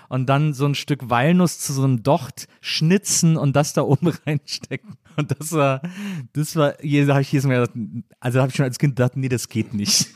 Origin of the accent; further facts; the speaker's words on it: Cologne, North Rhine-Westphalia, Germany; ich komme ja aus Köln